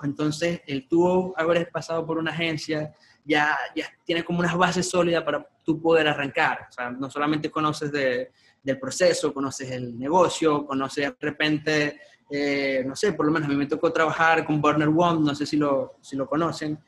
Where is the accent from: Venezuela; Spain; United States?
Venezuela; Maracaibo, Zulia; yo nací acá en Maracaibo